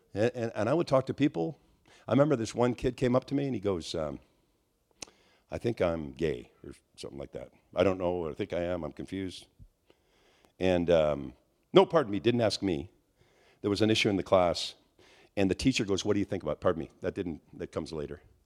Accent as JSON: {"language": "English", "region": "Quebec", "country": "Canada", "said": "I'm from Quebec"}